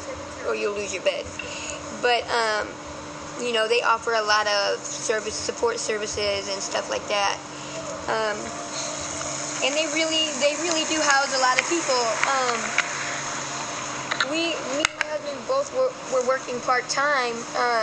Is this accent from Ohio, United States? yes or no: yes; Ohio, United States; now in San Francisco, United States; No, I'm originally from Ohio.